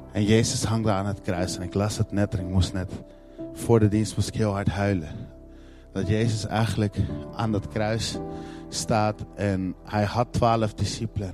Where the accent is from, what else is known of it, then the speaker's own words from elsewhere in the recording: Netherlands; En in Nederland zijn we dat niet heel erg gewend